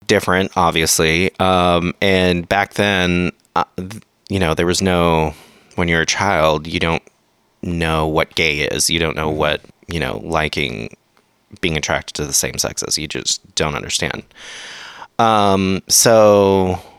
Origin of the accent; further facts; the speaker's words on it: San Diego County, California, United States; also born or lived in Mission Valley, San Diego / North County, San Diego; now in Los Angeles, United States; I grew up in San Diego County.